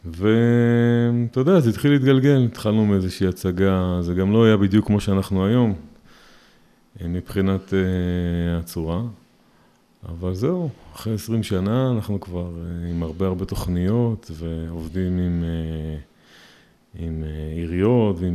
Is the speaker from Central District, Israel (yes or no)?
yes; Rehovot, Central District, Israel; also born or lived in Petah Tikva; now in Peduel; נולדתי בפתח תקווה, גרתי ברחובות, כיום אני גר בפדואל ונשוי, ברוך השם, יש לי חמישה ילדים.